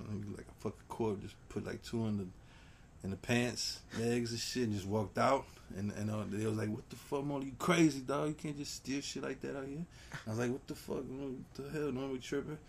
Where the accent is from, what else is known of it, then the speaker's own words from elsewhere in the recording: Heidelberg, Baden-Württemberg, Germany; now in Miami, United States; I grew up in Germany